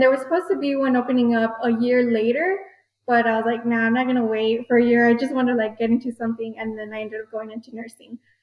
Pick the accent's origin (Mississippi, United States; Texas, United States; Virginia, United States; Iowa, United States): Texas, United States; El Paso; I was born and raised here in El Paso